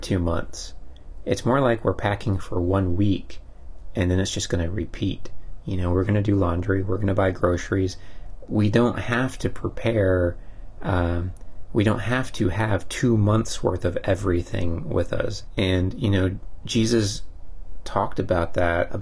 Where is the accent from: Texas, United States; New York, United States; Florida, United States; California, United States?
Texas, United States; we're from Texas